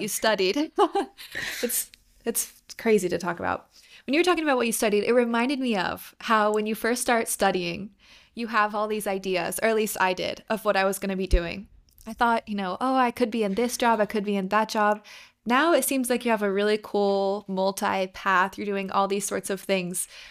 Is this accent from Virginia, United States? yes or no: yes; Virginia, United States; I'm from Virginia